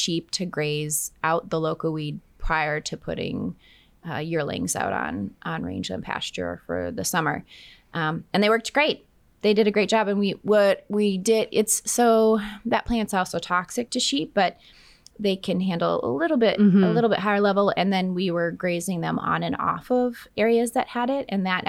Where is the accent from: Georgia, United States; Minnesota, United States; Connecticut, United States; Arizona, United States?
Minnesota, United States; moved away as an adult; also born or lived in Texas / New Mexico; now in Oklahoma, United States; I'm originally from Minnesota, but I did my bachelor's in range and agronomy in Texas, in West Texas